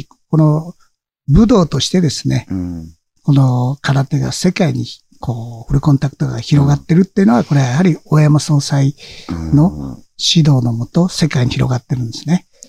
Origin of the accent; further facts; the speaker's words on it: Amami Ōshima, Kagoshima, Japan; 奄美大島出身がね、うん、奄美大島なんで